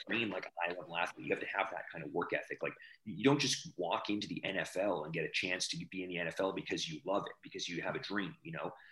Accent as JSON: {"language": "English", "region": "Alberta", "country": "Canada", "tie": "born or raised there", "said": "I grew up in Alberta"}